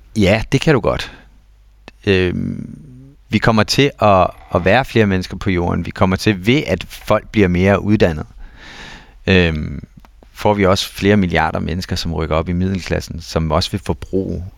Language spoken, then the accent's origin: Danish; Denmark; som danskere